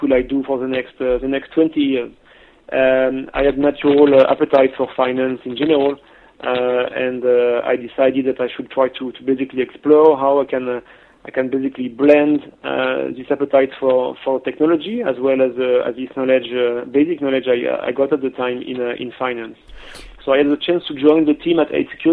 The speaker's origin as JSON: {"language": "English", "country": "France", "tie": "born or raised there", "also_born_or_lived": "Guangzhou, China", "moved": "as an adult", "lives_now": "Hong Kong", "said": "I'm a French national. I was born and raised in France"}